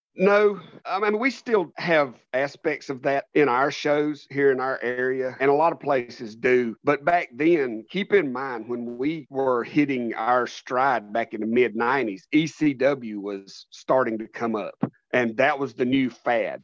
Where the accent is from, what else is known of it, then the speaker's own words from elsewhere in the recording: United States; also born or lived in North Carolina; I am an American professional wrestling performer slash promoter